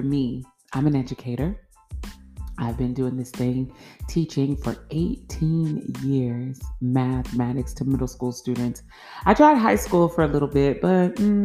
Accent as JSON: {"language": "English", "region": "Florida", "country": "United States", "tie": "born or raised there", "said": "I'm a girl from Florida. Yeah, born and raised, lived there all of my life"}